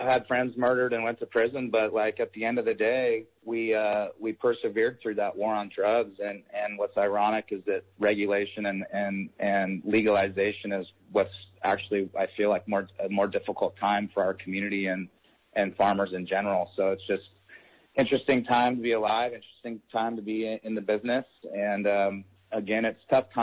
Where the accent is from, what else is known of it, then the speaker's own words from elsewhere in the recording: Garberville, California, United States; I was born and raised in Southern Humboldt in the Garberville area